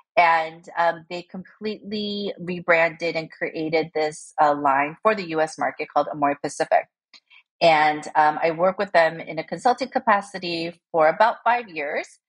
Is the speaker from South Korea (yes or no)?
yes; South Korea; moved away as an adult; also born or lived in United States / New York; I was born in Korea and uh, we uh, immigrated unsuccessfully to the US because we immigrated when I was six and then we went back when I was 11. And um, I grew up um, for the rest of my uh, um, academic life, like in Korea until university.